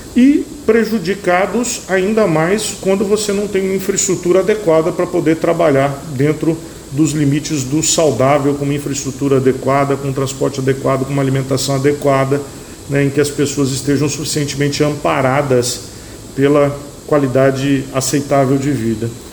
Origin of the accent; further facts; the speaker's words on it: Brazil; nós somos brasileiros